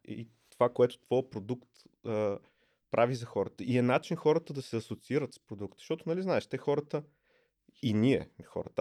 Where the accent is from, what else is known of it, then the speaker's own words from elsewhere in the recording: Plovdiv, Plovdiv Province, Bulgaria; Аз съм от Пловдив